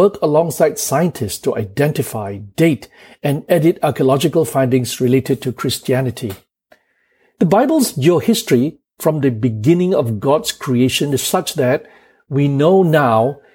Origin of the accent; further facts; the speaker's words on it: Kuala Lumpur, Malaysia; I was born in Kuala Lumpur at 12:30 a.m. on the 1st of April, 1960.